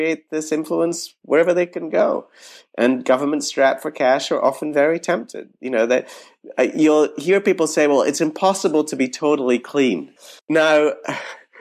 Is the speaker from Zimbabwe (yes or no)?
no; United Kingdom; moved away; I grew up in Britain.